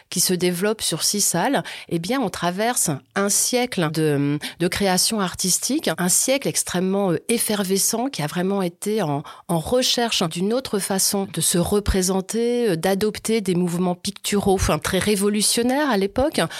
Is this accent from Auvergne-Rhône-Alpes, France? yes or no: yes; Auvergne-Rhône-Alpes, France; Moi, je suis originaire de la Haute-Loire, donc je connais le musée Crozatier depuis ma tendre enfance.